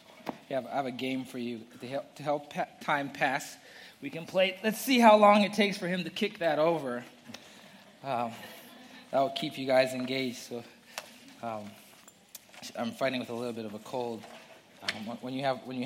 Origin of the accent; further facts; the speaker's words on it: Zambia; moved away; I'm from Zambia. I was born and raised in Zambia